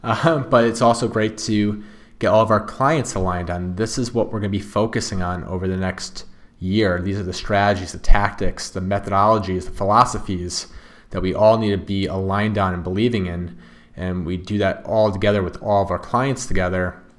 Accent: Wallingford, Connecticut, United States; Wallingford, Connecticut.

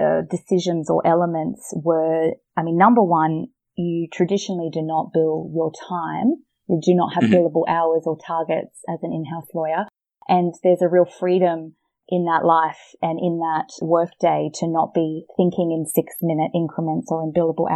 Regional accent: Australia; accent: Australian; I started as a private practice lawyer in Australia, as you can probably hear from my accent.

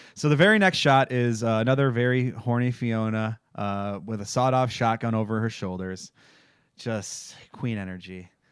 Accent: Michigan, United States; I'm from Michigan

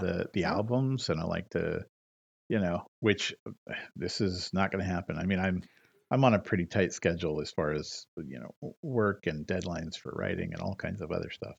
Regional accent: Modesto, California, United States; my hometown of Modesto, mm. California

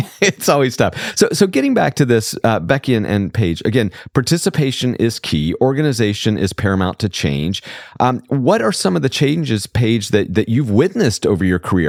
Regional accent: rural Southwest Georgia, United States; I grew up in rural Southwest Georgia

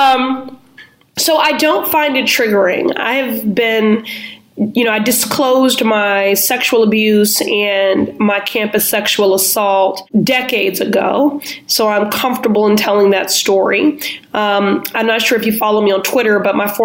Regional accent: Chicago, Illinois, United States; now in Boston, United States; I'm originally from Chicago

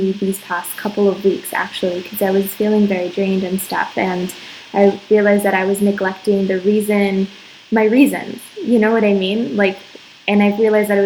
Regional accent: Arizona, United States; moved away as an adult; now in Dominican Republic; I'm from Arizona, and I met my husband in Arizona

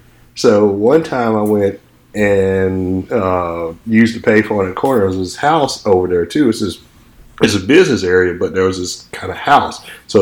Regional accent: Anniston, Alabama, United States; moved away; also born or lived in Nashville, Tennessee; I was in Nashville longer than I was in Anniston.

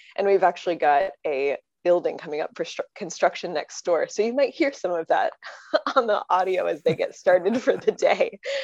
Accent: Connecticut, United States; moved away; I'm from Connecticut

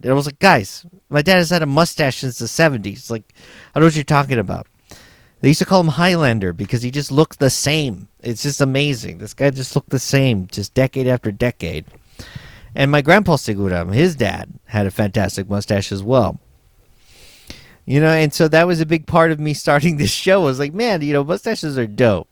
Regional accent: San Antonio, Texas, United States; moved away as an adult; also born or lived in Los Angeles; my hometown of San Antonio, Texas

